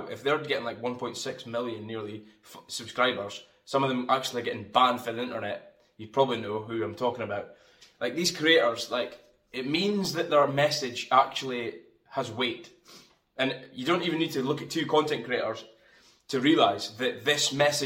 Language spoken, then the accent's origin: English; Fraserburgh, Scotland, United Kingdom; now in Aberdeen, United Kingdom; I come from Scotland, northeast of Scotland. I'm from Fraserburgh, and I live in a city called Aberdeen.